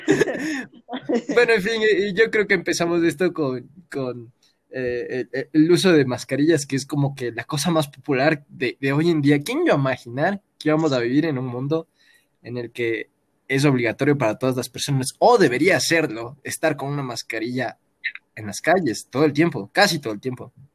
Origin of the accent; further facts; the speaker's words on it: Quito, Pichincha, Ecuador; todos somos ecuatorianos, nacimos en Quito